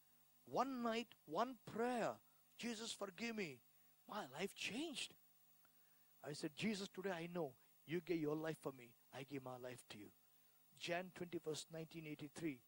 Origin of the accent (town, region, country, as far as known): India; born or raised there